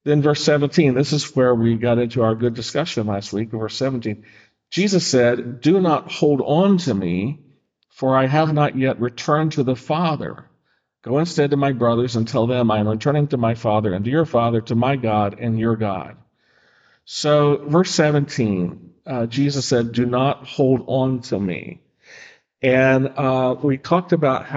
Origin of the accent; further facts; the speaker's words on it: Charleston, West Virginia, United States; moved away; from my hometown, Charleston, West Virginia